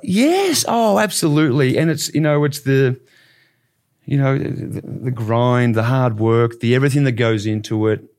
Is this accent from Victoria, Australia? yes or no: yes; Bendigo, Victoria, Australia; now in Dallas, United States; growing up in Bendigo, I was involved in, in, in coaching